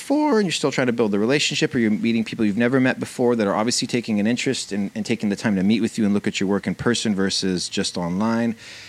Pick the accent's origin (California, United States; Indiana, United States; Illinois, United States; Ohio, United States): California, United States; Southern; moved away as an adult; also born or lived in New York; I grew up in California, in Southern California. Yeah. Until I was 18, but then since then I never lived in California.